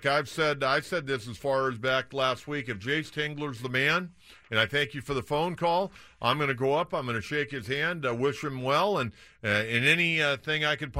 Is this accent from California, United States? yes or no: yes; San Diego, California, United States; my hometown ball club